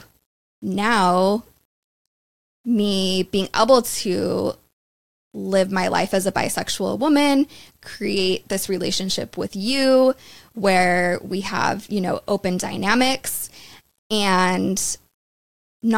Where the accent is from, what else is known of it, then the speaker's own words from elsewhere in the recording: Utah, United States; moved away; also born or lived in London; growing up in Utah my whole life